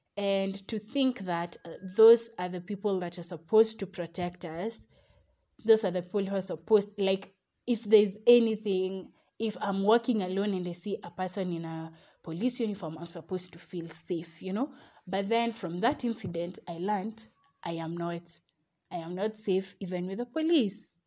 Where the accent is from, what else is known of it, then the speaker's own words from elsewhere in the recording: Kenya; We as Kenyan citizens